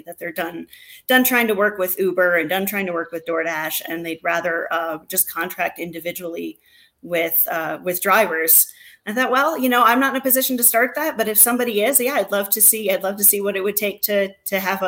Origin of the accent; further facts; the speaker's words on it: Monroe, Michigan, United States; moved away; I'm from very southeast, like practically Toledo, Ohio, but Monroe, Michigan. Okay, was where I was born and raised initially